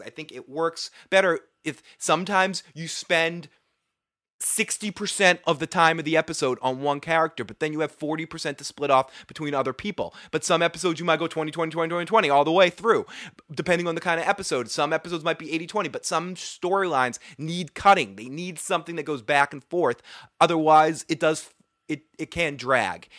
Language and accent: English; Boston, Massachusetts, United States; accent: Boston; I'm from Boston. I add R's to everything